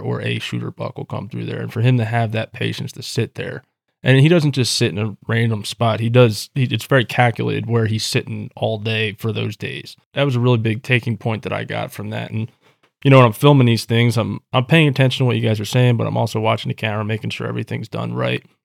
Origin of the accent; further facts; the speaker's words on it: Pennsylvania, United States; moved away; I'm from Pennsylvania as well originally